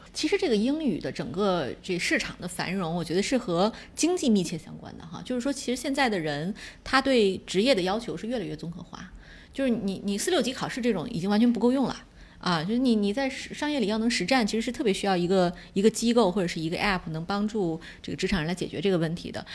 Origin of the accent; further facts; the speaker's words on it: China; 我们中国人通常不会发T H E这个音